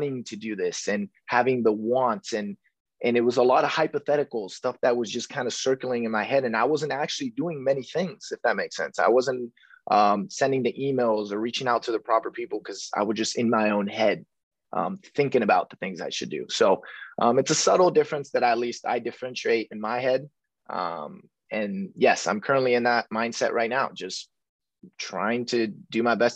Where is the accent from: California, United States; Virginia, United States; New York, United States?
California, United States; Rancho Cucamonga; also born or lived in East Los Angeles; I'm from Southern California here. I was born in East LA, but I was raised in a city called Rancho Cucamonga